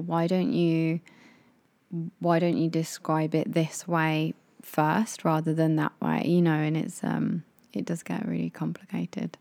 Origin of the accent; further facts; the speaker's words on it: England, United Kingdom; moved away as an adult; now in Japan; We are a English couple that live in Japan that are in our late twenties.